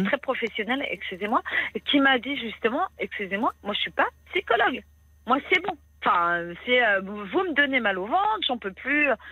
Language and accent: French; Brittany, France; je suis bretonne